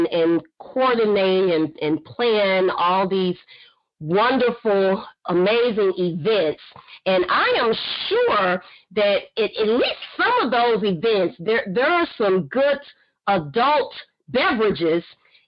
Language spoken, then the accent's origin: English; Fort Worth, Texas, United States; She is a member of my old church, my church in which I grew up in Fort Worth, Texas.